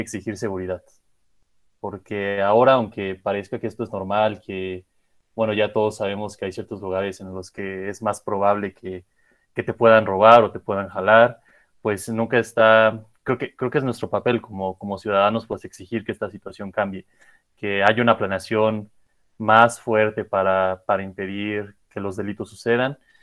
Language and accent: Spanish; Mexico; somos una comunidad mexicana